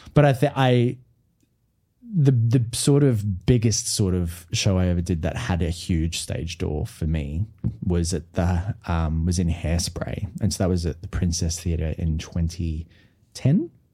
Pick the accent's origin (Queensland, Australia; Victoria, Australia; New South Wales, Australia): Queensland, Australia; Brisbane; I was from Brisbane